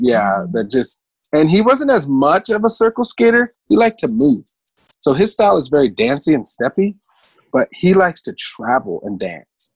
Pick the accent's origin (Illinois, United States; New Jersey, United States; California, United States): California, United States; Los Angeles; also born or lived in Mountain View, Hawaii; I was born in Hawaii on the Big Island, a little town called Mountain View near the volcano. And I was only there for a few years, maybe until I was like 10. And then uh, my parents moved to Venice Beach